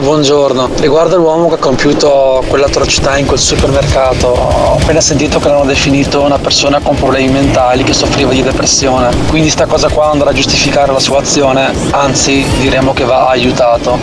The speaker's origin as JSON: {"language": "Italian", "country": "Italy", "tie": "born or raised there", "said": "io amo questo paese da, dal profondo del cuore perché sono cresciuto qua, sono nato qua"}